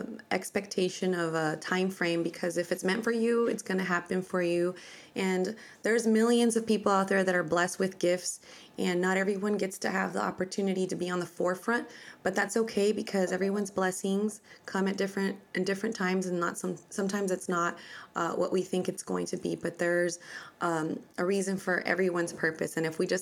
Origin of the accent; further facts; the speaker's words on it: San Diego, California, United States; I grew up in San Diego, California, in Spring Valley.